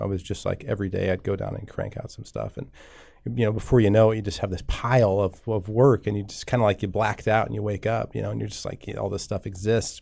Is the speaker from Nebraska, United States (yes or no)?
yes; Columbus, Nebraska, United States; I grew up in Columbus, Nebraska, not too far from here